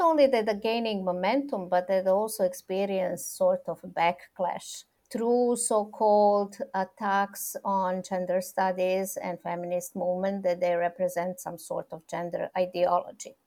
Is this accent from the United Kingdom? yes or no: no; Serbia; also born or lived in Belgrade; I'm coming from Serbia, that I'm based in Belgrade